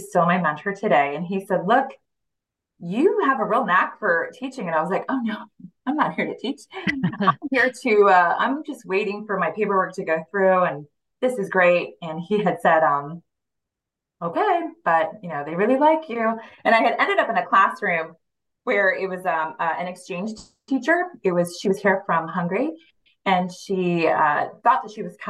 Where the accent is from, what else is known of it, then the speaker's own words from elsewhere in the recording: Washington, District of Columbia, United States; English is a second language; now in Los Angeles, United States; I am originally from the Washington, D.C. area and born and raised, and now I live here in Los Angeles.